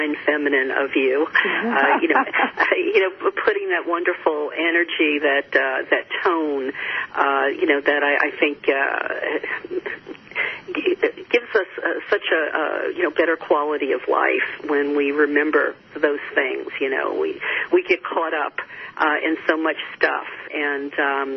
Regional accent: the Bible Belt, United States; I grew up in the Bible Belt

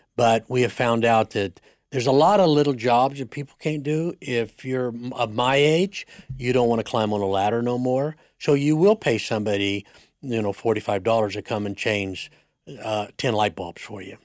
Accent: Siloam Springs, Arkansas, United States; grew up in Arkansas, Solomon Springs, Arkansas, on a, on a dairy

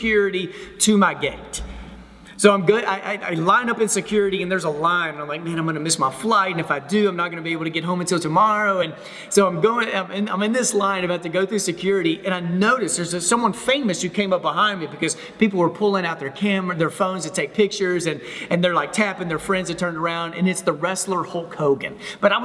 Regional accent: Texas, United States; moved away as an adult; now in Memphis, United States; first 27 years of my life, I grew up in Texas. But since then, my wife and I, we live in Memphis, Tennessee

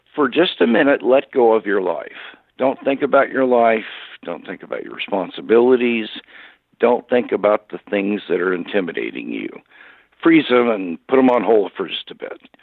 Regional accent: Kansas City, Missouri, United States; moved away; I, I was born and raised in Kansas City, Missouri

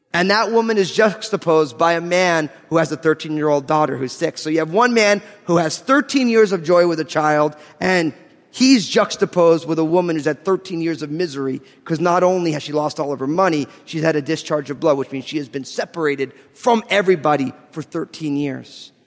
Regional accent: New Jersey, United States; I'm from New Jersey

